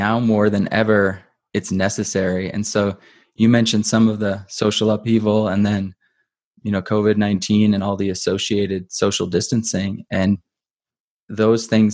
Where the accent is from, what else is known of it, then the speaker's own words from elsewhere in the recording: Midwest, United States; I was raised in the Midwest